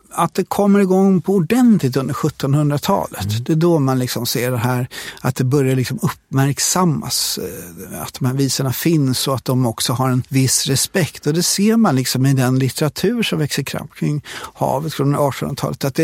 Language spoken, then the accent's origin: Swedish; Sweden; Som så många andra infödda i, i Sverige så är jag uppvuxen med de här visorna.